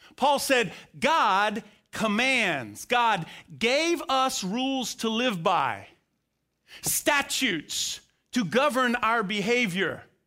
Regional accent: Florida, United States; now in Bulloch County, Georgia, United States; I grew up in Florida

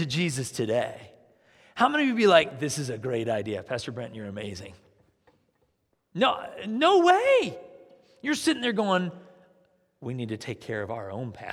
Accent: United States; as Americans

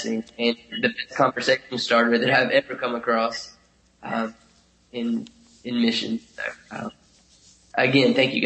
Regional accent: Warner Robins, Georgia, United States; moved away as an adult; now in Ukraine; I grew up in Warner Robins, Georgia, in the middle of the state.

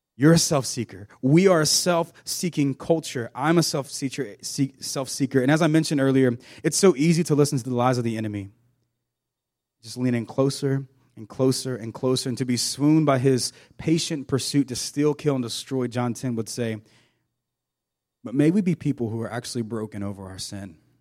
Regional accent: South Georgia, United States; I grew up in South Georgia on a farm.

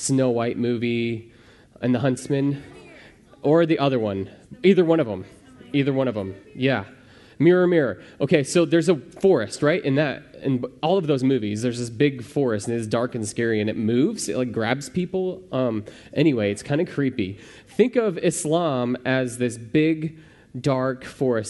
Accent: Midwest, United States; I'm from the Midwest

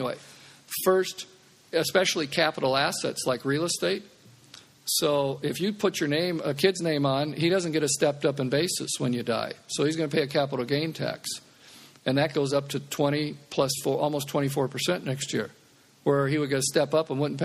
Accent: Omaha, Nebraska, United States; I'm from Omaha

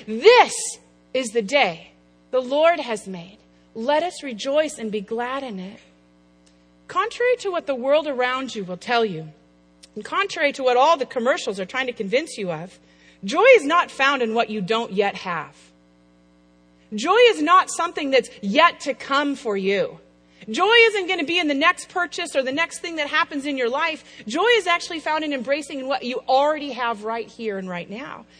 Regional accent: Apple Valley, Minnesota, United States; now in Chicago, United States; I'm from the Midwest. I grew up in Apple Valley, Minnesota

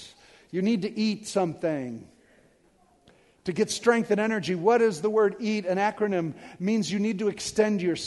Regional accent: Detroit, Michigan, United States; I'm from Detroit

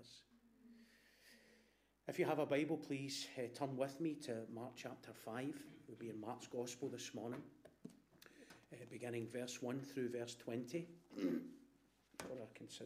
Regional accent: Glasgow, Scotland, United Kingdom; My mum is from Hag Hill, and I was brought up in Black Hill.

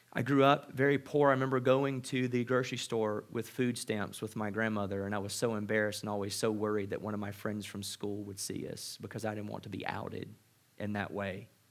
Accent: Mississippi, United States; I grew up in Mississippi.

